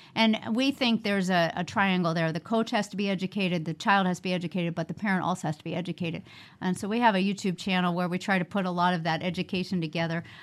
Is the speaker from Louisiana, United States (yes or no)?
no; New York, United States; moved away as an adult; also born or lived in Oklahoma; now in Las Vegas, United States; I grew up in New York